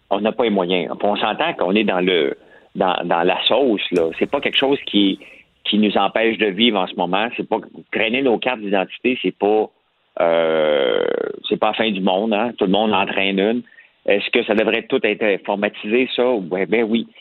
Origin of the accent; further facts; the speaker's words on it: Montreal, Quebec, Canada; on vient de Montréal